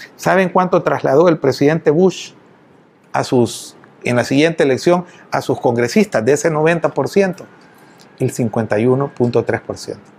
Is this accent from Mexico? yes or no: no; El Salvador